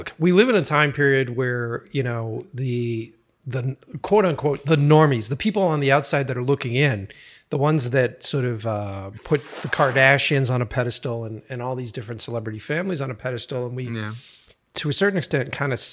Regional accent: Boston, Massachusetts, United States; moved away as an adult; now in California, United States; I grew up in Boston, East Coast kid

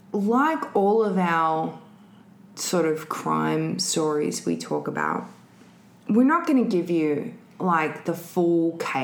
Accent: Adelaide, South Australia, Australia; unlike many of the population of Australia, I was born and raised in Adelaide.

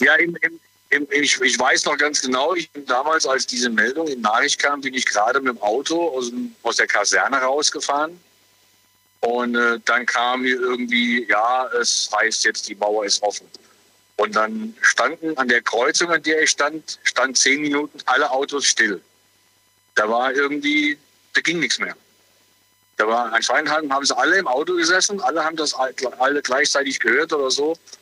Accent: Sulzbach, Saarland, Germany; Ich komme aus Sulzbach, aus dem Saarland, also in der Nähe von Saarbrücken.

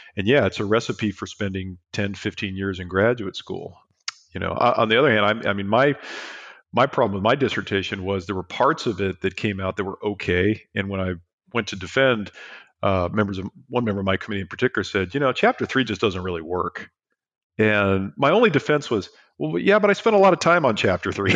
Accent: San Diego, California, United States; I grew up in San Diego

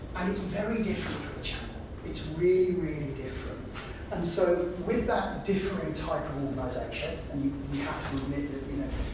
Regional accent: United Kingdom; we're British

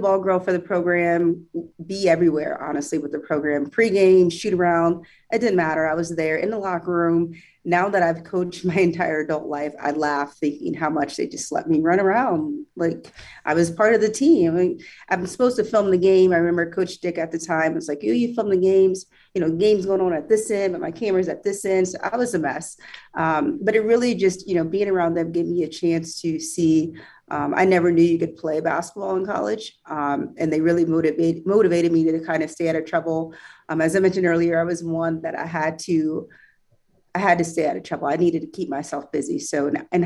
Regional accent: Topeka, Kansas, United States; I was born and raised in Topeka, Kansas, East Topeka

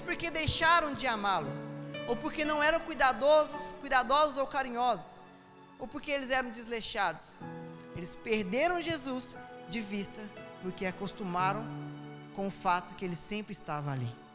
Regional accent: São Paulo, Brazil; eu, que nasci em São Paulo, às vezes quando criança, a gente ia na, na principal avenida de São Paulo

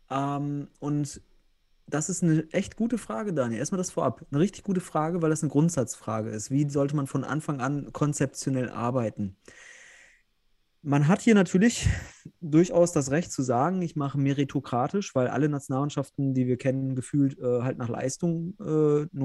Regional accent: North Rhine-Westphalia, Germany; ja, ich komme ja selbst aus Westfalen

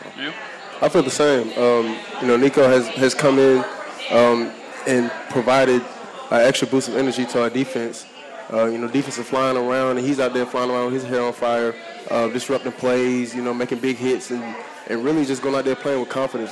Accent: Greensboro, North Carolina, United States; my high school down the street, Dudley High School

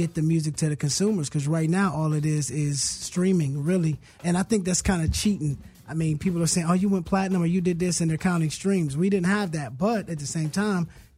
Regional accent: Hayward, California, United States; I grew up in Hayward.

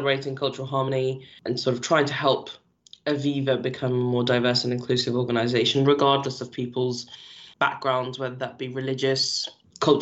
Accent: London, United Kingdom; also born or lived in Toronto; I'm from London, and yes, we're multicultural

